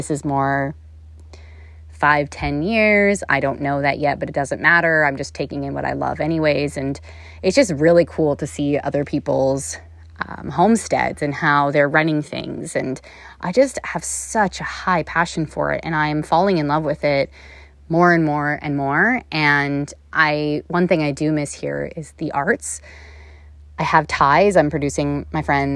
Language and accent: English; Canada; also born or lived in Toronto / Los Angeles; I'm Canadian